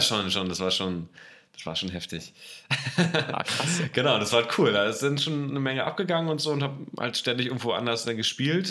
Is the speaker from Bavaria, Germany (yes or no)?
no; Berlin, Germany; in die Vorstadt von Berlin, äh, nach Berlin-Spandau, da bin ich aufgewachsen